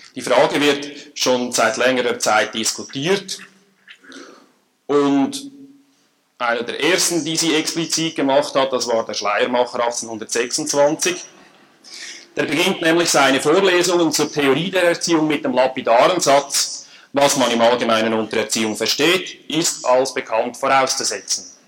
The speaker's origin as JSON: {"language": "German", "country": "Switzerland", "accent": "Swiss (like Emil Steinberger)"}